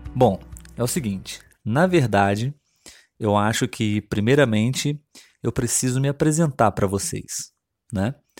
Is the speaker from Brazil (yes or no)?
yes; Brazil; first language Portuguese; o nosso português brasileiro